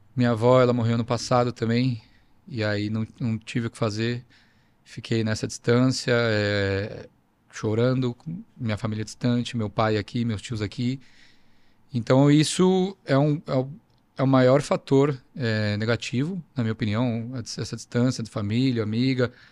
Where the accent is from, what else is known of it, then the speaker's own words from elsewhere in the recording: Brazil; now in Australia; Sou brasileiro